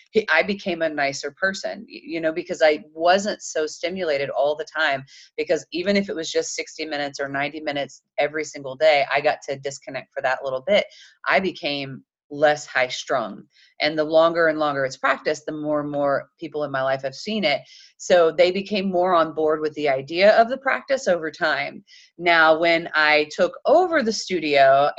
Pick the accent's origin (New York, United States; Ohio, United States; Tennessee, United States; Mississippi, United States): Tennessee, United States; Chattanooga; I'm from Chattanooga, Tennessee. We kind of joke and say we're the belt buckle of the Bible Belt